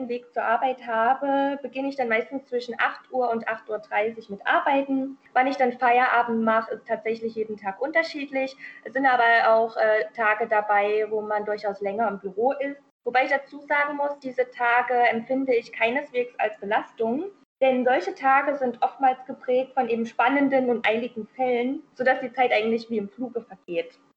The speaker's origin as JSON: {"language": "German", "region": "Thuringia", "country": "Germany", "tie": "born or raised there", "also_born_or_lived": "Baden-Württemberg", "said": "Ich komme ursprünglich äh, aus Thüringen, also ich bin in Thüringen aufgewachsen, wobei ich in Baden-Württemberg auch geboren bin und habe dann in Jena studiert und in Erfurt Referendariat gemacht."}